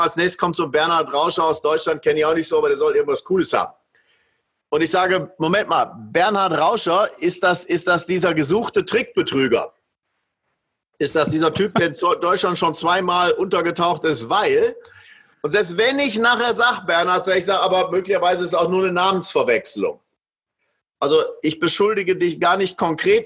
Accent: Switzerland; hier bei uns in der Schweiz

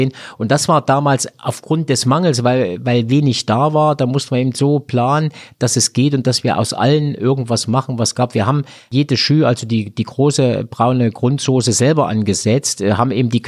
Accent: Thuringia, Germany; Also, die Ausbildung nach Tarifvertrag bei uns in Thüringen sind 40 Stunden die Woche, teilt sich dann auf zwischen Schule und Lehrbetrieb. Das war bei uns genauso. Also, wobei zu DDR-Zeiten wurde ja noch acht Dreiviertelstunden gearbeitet

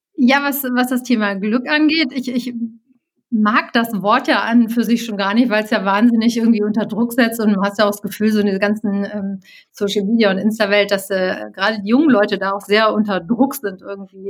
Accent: Cologne, North Rhine-Westphalia, Germany; Ich bin geborene Kölnerin

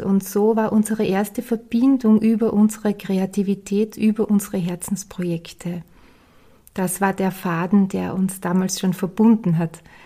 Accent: Styria, Austria; ich bin ja aus der Steiermark

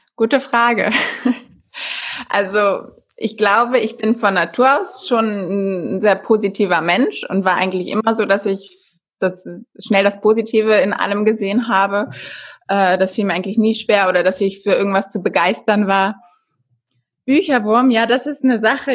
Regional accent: Germany; bei uns in Deutschland

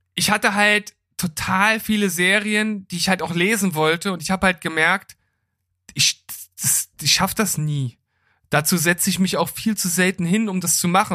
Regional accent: Gifhorn, Lower Saxony, Germany; in meiner Heimatstadt in Gifhorn

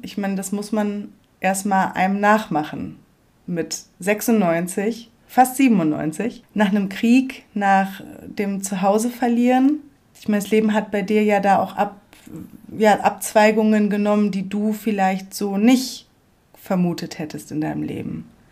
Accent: Sauerland, North Rhine-Westphalia, Germany; moved away; dort ins Sauerland, wo ich herkomme. Mhm. Wo ich aufgewachsen bin

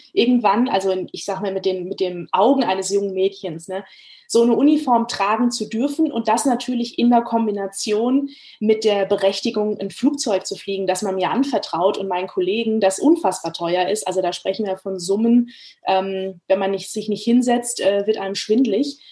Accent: Frankfurt am Main, Hesse, Germany; ich bin in der Stadt groß geworden, in der der größte deutsche Flughafen lokalisiert ist, ne, Frankfurt am Main. Also ich bin gebürtige Frankfurterin

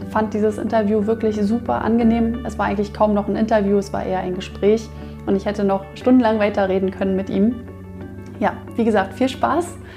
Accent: Berlin, Germany; wir befinden uns ja in Berlin, ja, wir sind ja Berliner.

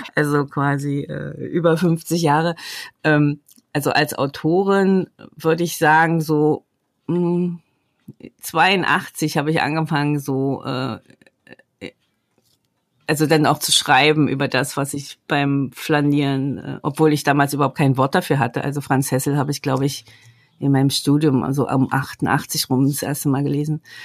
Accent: the East, East Germany, Germany; Ich bin ja ähm, im Osten groß geworden, sozialisiert worden

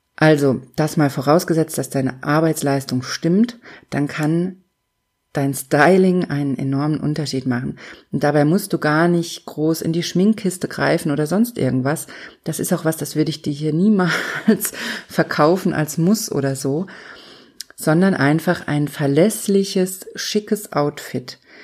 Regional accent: Germany; hier bei uns in Deutschland

